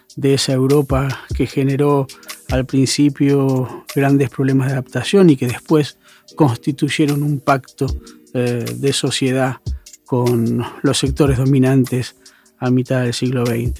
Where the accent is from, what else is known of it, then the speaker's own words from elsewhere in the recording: Argentina; los argentinos somos argentinos